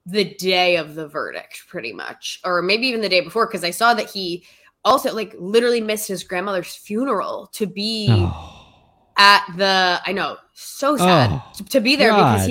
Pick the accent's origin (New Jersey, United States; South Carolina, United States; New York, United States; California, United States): New York, United States; growing up in New York.